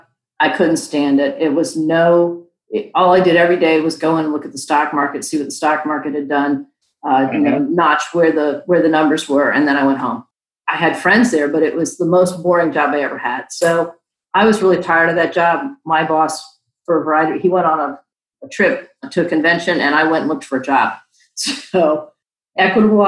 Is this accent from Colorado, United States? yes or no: no; Maryland, United States; moved away as an adult; also born or lived in Virginia; I grew up in Maryland and I moved to Virginia right out of school